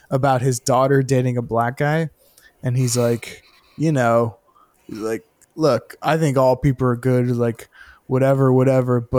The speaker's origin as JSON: {"language": "English", "region": "Florida", "country": "United States", "said": "I'm from Florida"}